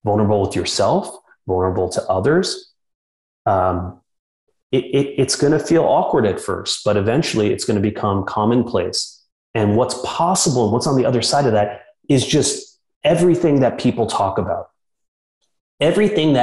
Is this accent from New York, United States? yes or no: yes; New York City, New York, United States; now in Austin, United States; growing up in New York City